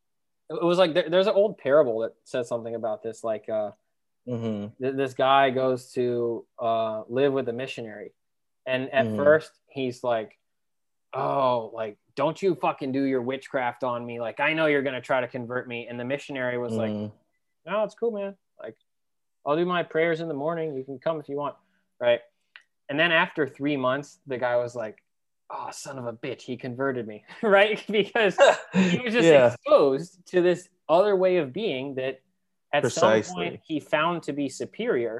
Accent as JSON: {"language": "English", "region": "East Coast", "country": "United States", "said": "I was from the East Coast"}